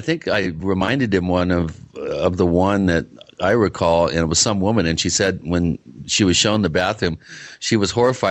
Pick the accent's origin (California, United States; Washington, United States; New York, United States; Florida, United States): Washington, United States; Bellevue; Brendon and I grew up together in Bellevue, Washington.